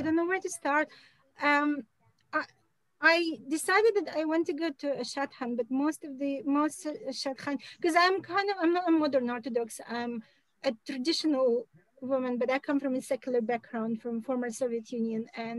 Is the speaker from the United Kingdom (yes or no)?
yes; London, United Kingdom; in England, I'm from London, okay?